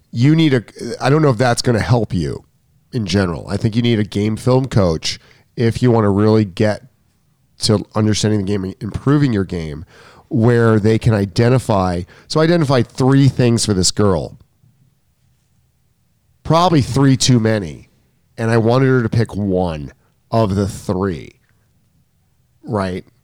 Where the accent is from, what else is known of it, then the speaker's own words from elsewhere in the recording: New York, United States; I'm a New Yorker. Yeah, hurry up. New York minute.